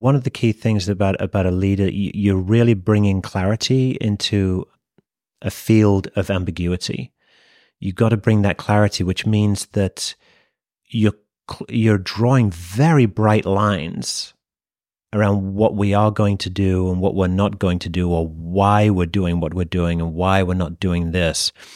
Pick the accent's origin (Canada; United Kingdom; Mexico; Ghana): United Kingdom; moved away as an adult; also born or lived in Japan; As you can probably tell from my accent, I'm, I'm from the U K originally. born, raised, and educated there, but never actually worked there